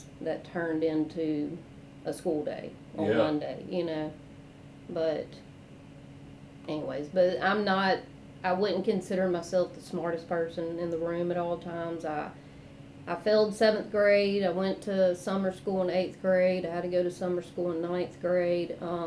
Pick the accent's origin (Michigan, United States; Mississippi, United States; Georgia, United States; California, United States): Mississippi, United States; Rankin County, Jackson, Bolton, Clinton; So I grew up in Rankin County, and then when my dad remarried, moved to Jackson. And then we moved to Bolton, and I started going to Clinton schools.